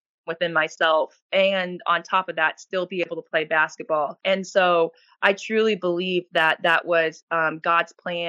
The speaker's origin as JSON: {"language": "English", "country": "United States", "tie": "born or raised there", "also_born_or_lived": "Perth", "moved": "as an adult", "lives_now": "Sydney, Australia", "said": "I grew up in America, the first 21 years of my life"}